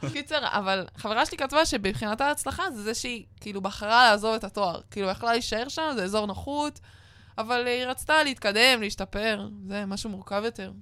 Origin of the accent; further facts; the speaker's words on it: Northern Israel, Israel; אני ונועם מהצפון